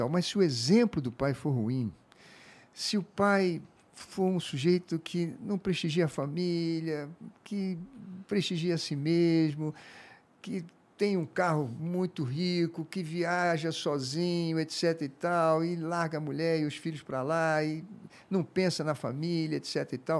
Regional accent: Rio de Janeiro, Brazil; also born or lived in Africa; Eu conheço o povo da minha terra, o povo do Rio de Janeiro.

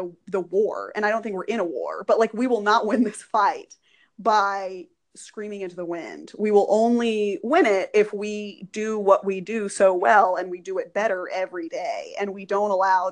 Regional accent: Texas, United States; I am from Texas

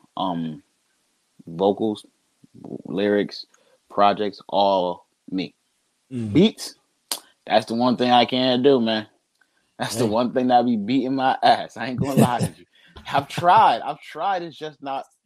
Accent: Trenton, New Jersey, United States; I'm from Trenton

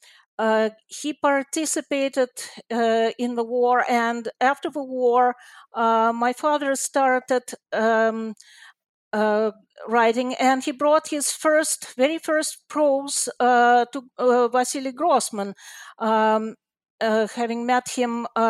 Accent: Moscow, Russia; moved away as an adult; now in Canada; I was born in Moscow in a family of a writer.

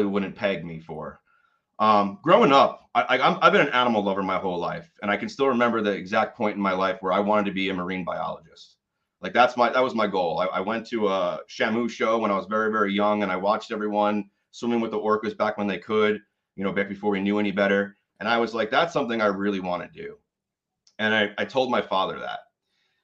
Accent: Catskill, New York, United States; moved away; So I was born and raised in the Catskill Mountains of New York. I was actually born in the town of Catskill

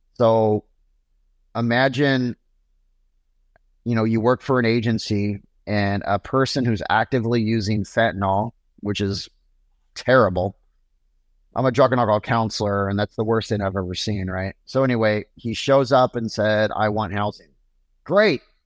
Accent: Portland, Oregon, United States; Portland, Oregon, which is my hometown

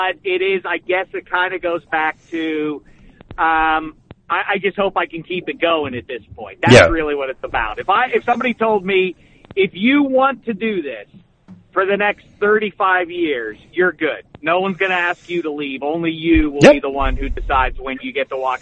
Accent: Pittsburgh, Pennsylvania, United States; moved away as an adult; now in Los Angeles, United States; growing up in Pittsburgh, I was a sports obsessive

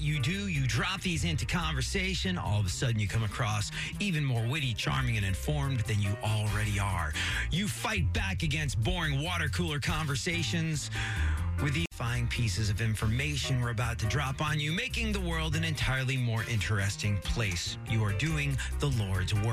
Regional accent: England, United Kingdom; moved away; growing up in England

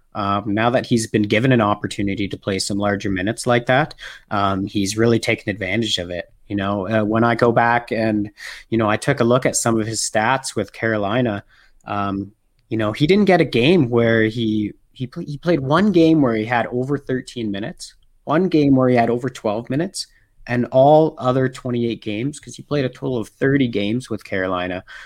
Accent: Canada; also born or lived in Alberta, Canada; I am a Canadian living in Alberta, Canada.

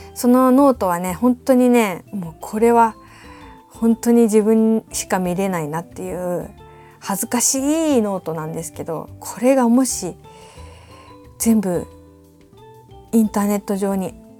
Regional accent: Awaji Island, Hyogo, Japan; moved away; 私一応淡路島出身ということで

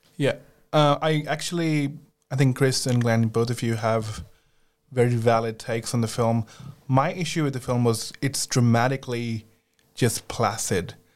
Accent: India; moved away; I grew up in India

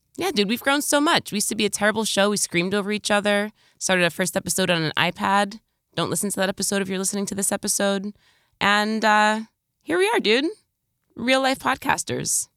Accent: New York, United States; as a New Yorker

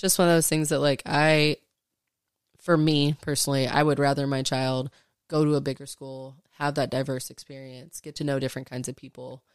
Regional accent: Arlington, Texas, United States; also born or lived in Fort Worth, Texas; I grew up in Arlington

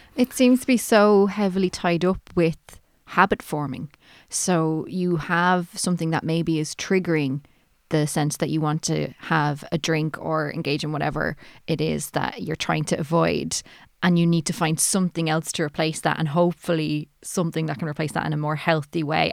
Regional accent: Ireland; I'm Irish

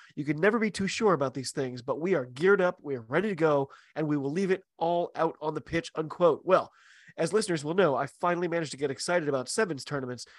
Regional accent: United States; I'm an American rugby fan

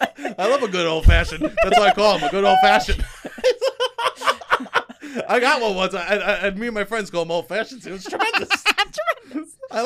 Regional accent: New York City, New York, United States; I'm from Staten Island

